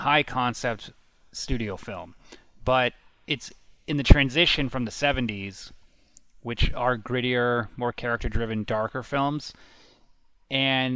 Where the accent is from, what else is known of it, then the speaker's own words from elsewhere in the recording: San Francisco, California, United States; is a San Francisco movie, my hometown